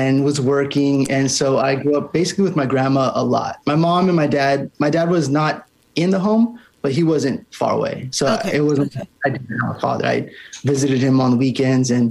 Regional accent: Santa Maria, California, United States; now in Los Angeles, United States; I grew up in California, Santa Maria, California. It's on the Central Coast

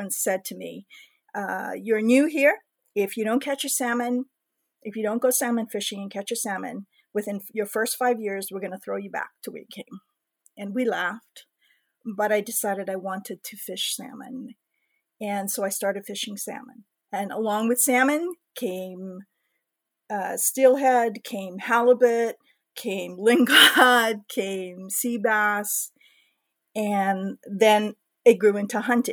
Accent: Hawaii, United States; I was born and raised in Hawaii

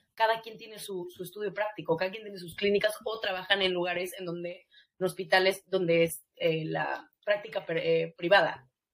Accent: Mexico; now in United States; vemos ese apoyo en Estados Unidos como mexicana

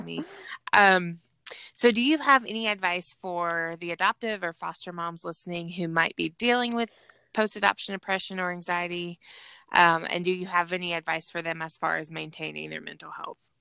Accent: Georgia, United States; accent: Southern; I'm from Georgia

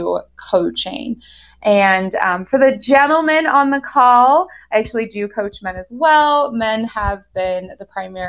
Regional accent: United States; moved away as an adult; also born or lived in Germany; now in Golden, Colorado, United States; I lived in Germany for 13 years, although I am an American. I'm back in the US in Golden, Colorado.

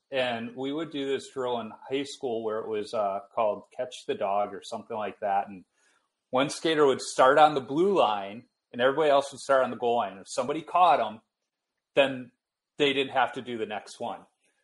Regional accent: Minnesota, United States; Oh, yeah. I'm from Minnesota. Of course, we know what a Herbie is.

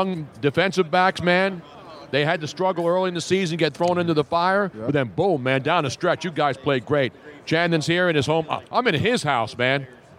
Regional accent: Philadelphia, Pennsylvania, United States; also born or lived in Los Angeles; I'm from Philly. I lived there most of my life. Mm-hmm. I was in L.A.

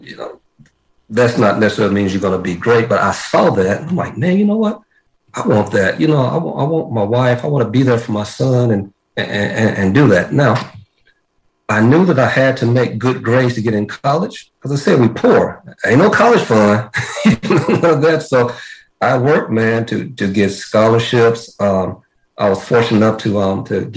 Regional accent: Crossett, Arkansas, United States; I am originally from Arkansas. I'm born in a small town down in southeast Arkansas.

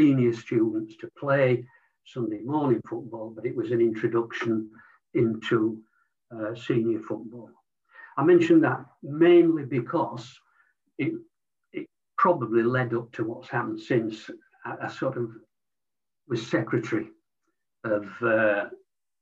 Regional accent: Leeds, Yorkshire and the Humber, United Kingdom; I was born in Leeds to a predominantly non-sporting family.

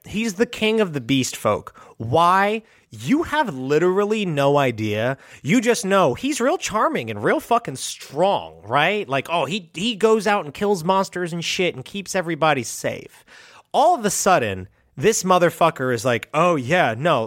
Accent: United States; as an American

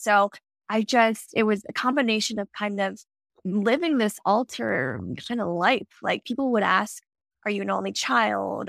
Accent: Maryland, United States; moved away as an adult; also born or lived in Denver; I grew up little small town in Maryland, lived there my whole life

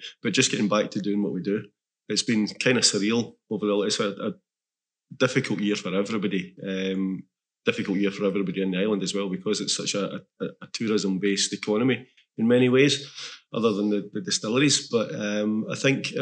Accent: Glasgow, Scotland, United Kingdom; moved away as an adult; now in Islay, United Kingdom; I'm from Glasgow originally

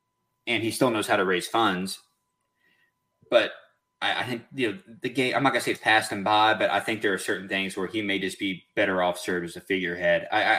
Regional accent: Texas, United States; I'm from Texas.

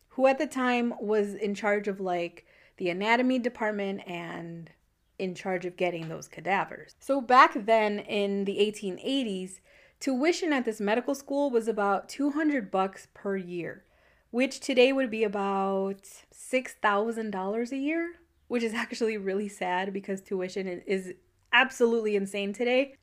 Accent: United States; I'm that American

